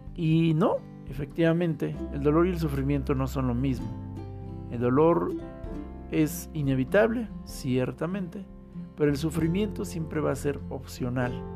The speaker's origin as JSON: {"language": "Spanish", "region": "Mexico City", "country": "Mexico", "said": "nuestra Ciudad de México"}